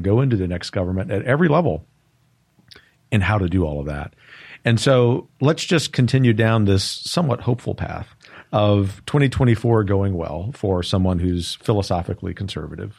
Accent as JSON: {"language": "English", "country": "United States", "said": "as an American"}